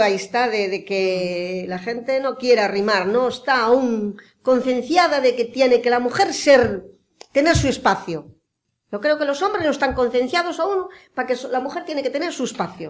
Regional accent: Pontevedra, Galicia, Spain; Yo nací en Pontevedra, pero nací a dos kilómetros de Pontevedra. Pero mis padres tenían muchísimas fincas y muchísimos animales

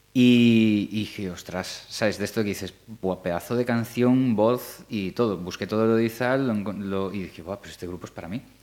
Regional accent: Galicia, Spain; nosotros ya somos gallegos de, cuatro generaciones o cinco

